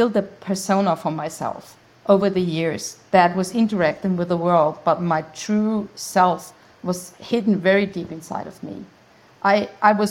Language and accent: English; Austria; English is a second language; also born or lived in Graz, Styria; I'm Austrian, so English is not my native language. And I live in Graz